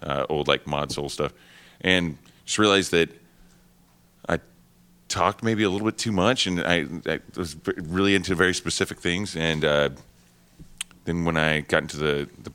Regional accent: Oklahoma, United States; moved away as an adult; now in New York, United States; I'm originally from Oklahoma, and I was living in Oklahoma City before I moved to New York.

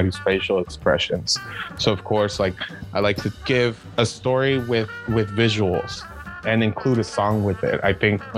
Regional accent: San Diego, California, United States; growing up in Barrio Logan

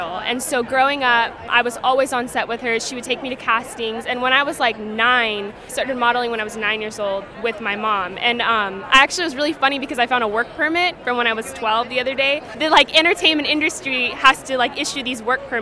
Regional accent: Los Angeles, California, United States; I'm from Los Angeles.

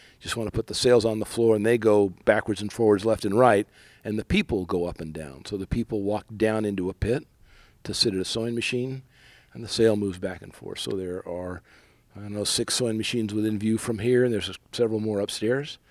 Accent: San Diego, California, United States; also born or lived in Bay Area, California; I grew up in San Diego, spent a lot of time surfing, came up to the Bay Area to go to school at Berkeley.

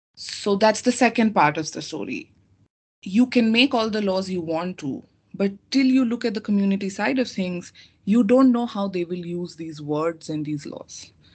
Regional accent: India; moved away; I come from India and I studied law. My law school, five years of law school was done in India

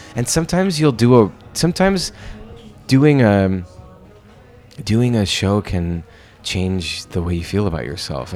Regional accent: Lancaster, Pennsylvania, United States; moved away as an adult; now in New York, United States; those two theaters in my hometown

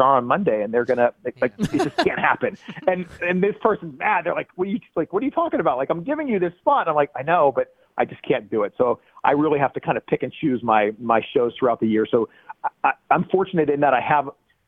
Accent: Pennsylvania, United States; I'm from Pennsylvania

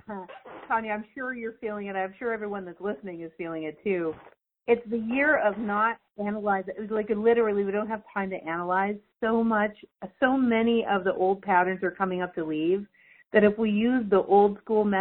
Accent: Canada; I'm Canadian

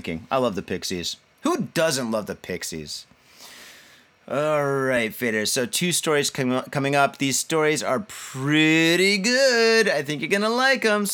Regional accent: Michigan, United States; now in Japan; When you live in Michigan and you go on vacation, you go to Ohio

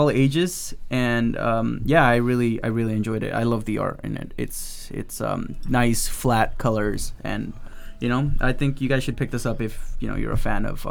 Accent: Mexico; moved away; I was raised in Mexico

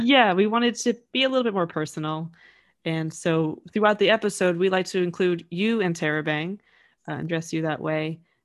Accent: United States; growing up in the States

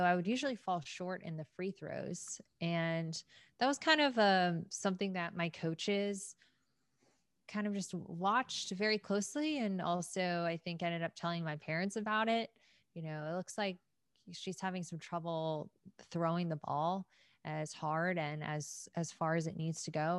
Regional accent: Atlanta, Georgia, United States; born and raised in Atlanta.

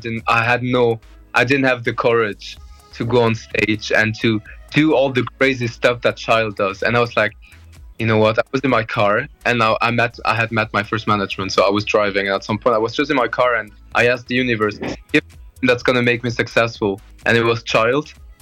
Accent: Luxembourg; moved away as an adult; also born or lived in Liverpool, United Kingdom; now in Brussels, Belgium; I'm half Italian, half Portuguese, and I was born and raised in Luxembourg

